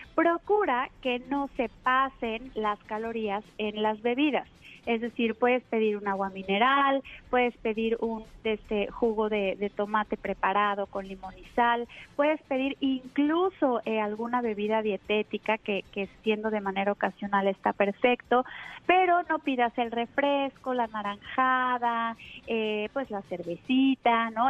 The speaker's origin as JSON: {"language": "Spanish", "country": "Mexico", "said": "Aquí en México, que estamos desde luego más influenciados pues por la alimentación rápida y, y de Estados Unidos, tenemos acostumbrados a nuestro paladar"}